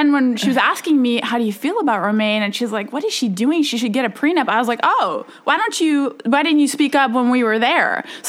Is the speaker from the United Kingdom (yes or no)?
no; Germany; moved away; Yes, I grew up in Germany, born and raised in Germany. You know, I went to international school, which is English speaking.